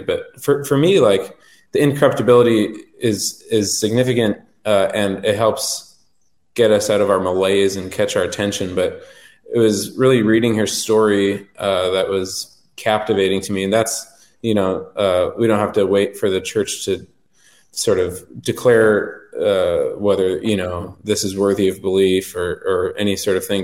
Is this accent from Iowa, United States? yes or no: no; Western North Dakota, United States; also born or lived in Twin Cities, Minnesota / Washington D.C. / Manhattan; now in Bismarck, United States; I'm originally from Western North Dakota